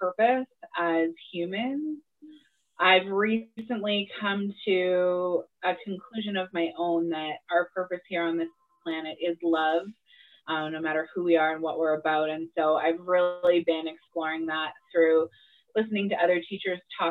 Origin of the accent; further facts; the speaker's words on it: Wetaskiwin, Alberta, Canada; also born or lived in Morinville, Alberta; now in Edmonton, Canada; I was born and raised in the area. I grew up in Wetaskiwin, moved to Morinville as a teenager, and ended up in Edmonton as an adult.